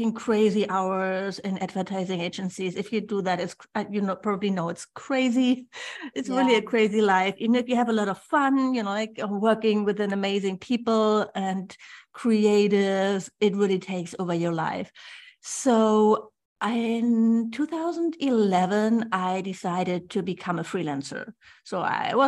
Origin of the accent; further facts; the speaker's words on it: Germany; English is a second language; moved away as an adult; also born or lived in Bali; I'm originally from Germany. Then I moved to Bali